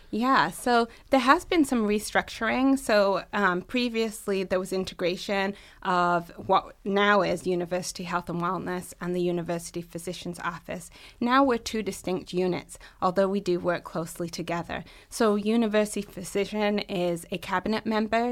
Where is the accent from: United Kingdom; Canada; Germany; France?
United Kingdom; England; moved away as an adult; also born or lived in Massachusetts, United States; now in Michigan, United States; I'm originally from the U K, born and raised in England, and I've lived in the U S sixteen years.